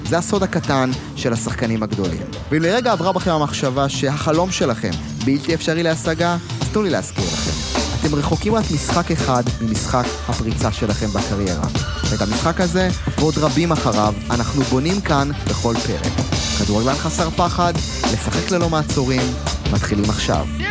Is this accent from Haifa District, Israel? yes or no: no; Ma'alot-Tarshiha, Northern District, Israel; אני נוסע ממעלות לחיפה באוטובוסים לאימונים